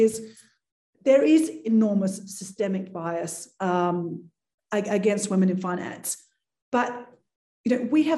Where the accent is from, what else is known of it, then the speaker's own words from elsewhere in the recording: Australia; moved away as an adult; also born or lived in Thailand / Italy / United States; now in Mexico; I originally grew up in Australia